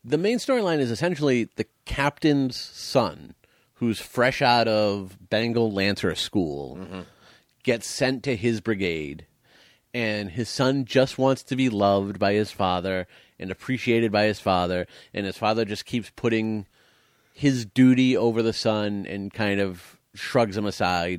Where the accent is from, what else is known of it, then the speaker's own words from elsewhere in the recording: United States; I am American